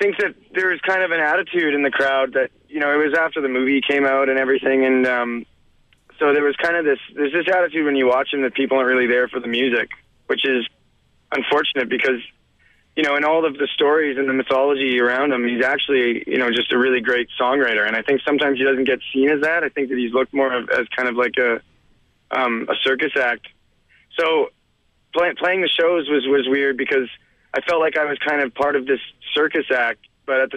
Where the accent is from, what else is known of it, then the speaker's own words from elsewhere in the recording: Edmonton, Alberta, Canada; now in Toronto, Canada; I'm a songwriter from Toronto, originally born in Edmonton